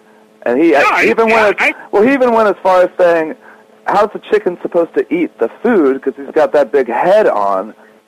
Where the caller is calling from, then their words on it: Hollywood, California, United States; I'm calling from Hollywood.